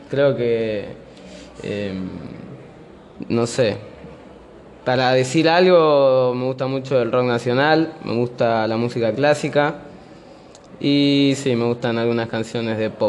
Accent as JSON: {"language": "Spanish", "country": "Argentina", "tie": "born or raised there", "also_born_or_lived": "São Paulo, Brazil", "said": "yo nací en San Pablo, Brasil, eh, y después me vine para acá, para Argentina, a los cuatro años."}